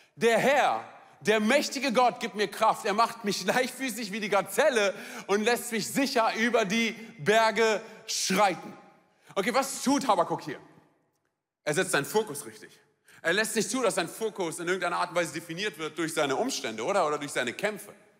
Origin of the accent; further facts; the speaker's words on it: Germany; bei uns in Deutschland